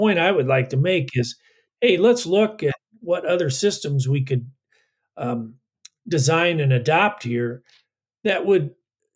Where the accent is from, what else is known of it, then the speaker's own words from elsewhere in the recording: Iowa, United States; I'm from Iowa